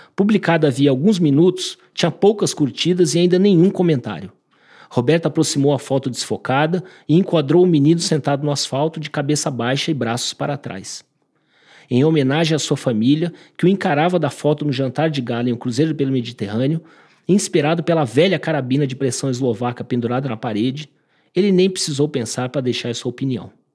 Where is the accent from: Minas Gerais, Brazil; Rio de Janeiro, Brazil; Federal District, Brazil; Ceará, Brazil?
Federal District, Brazil; Brasília; also born or lived in São Paulo; eu nasci em São Paulo, uh, moro em Brasília desde sempre, me considero brasiliense por isso